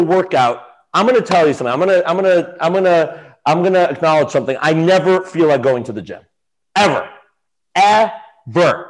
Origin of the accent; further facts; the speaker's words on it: New York City, New York, United States; Yeah, I grew up on the Upper East Side of Manhattan.